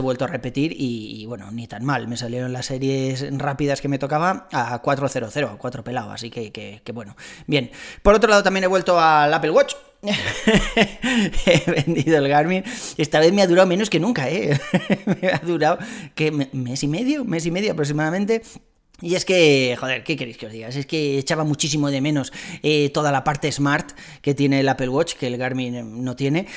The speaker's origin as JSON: {"language": "Spanish", "country": "Spain", "said": "Somos españoles"}